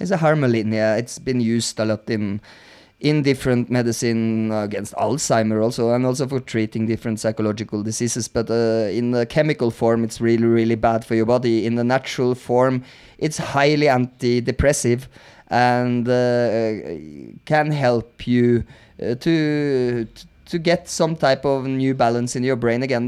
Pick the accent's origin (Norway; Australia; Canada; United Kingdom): Norway; i am Norwegian